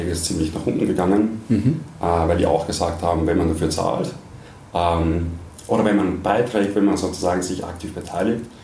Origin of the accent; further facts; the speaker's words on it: Austria; moved away as an adult; also born or lived in England; ich komme aus Österreich, äh, bin in Österreich aufgewachsen, habe in Österreich studiert, Wirtschaft